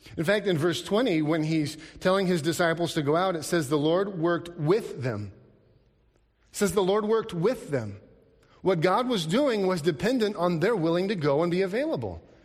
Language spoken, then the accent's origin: English; Alaska, United States; growing up in Alaska, seeing rivers and lakes and all these things